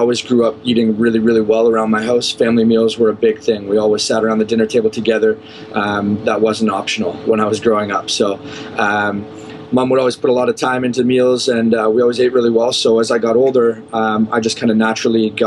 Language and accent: English; Barrie, Ontario, Canada; moved away as an adult; now in Cayman Islands; my hometown in Barrie, Ontario